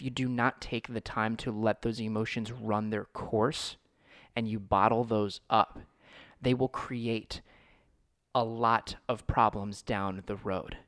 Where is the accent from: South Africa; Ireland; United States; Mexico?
United States; I was born in the United States